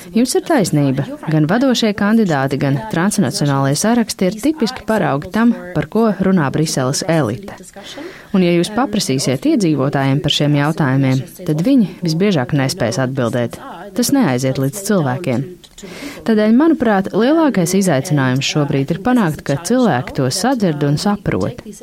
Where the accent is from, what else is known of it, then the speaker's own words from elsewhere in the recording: Germany; now in Brussels, Belgium; Es nāku no Vācijas